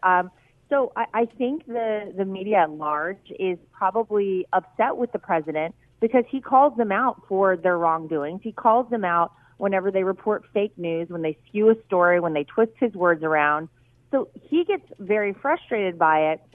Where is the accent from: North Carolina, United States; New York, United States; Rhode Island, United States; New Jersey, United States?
North Carolina, United States; I worked really hard to make sure it was in my home state